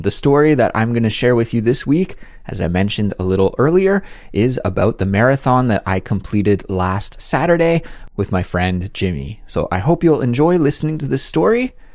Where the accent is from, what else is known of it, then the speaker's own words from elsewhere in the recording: Canada; now in South Korea; my everyday life as a Canadian living abroad in South Korea